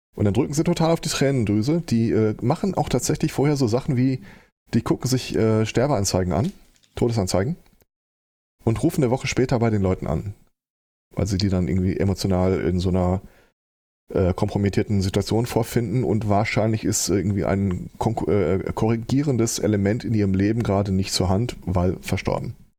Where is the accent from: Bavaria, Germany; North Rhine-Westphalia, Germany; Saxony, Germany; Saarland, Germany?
North Rhine-Westphalia, Germany; Hagen; moved away as an adult; now in Gelsenkirchen, Germany; meine Heimatstadt ist Hagen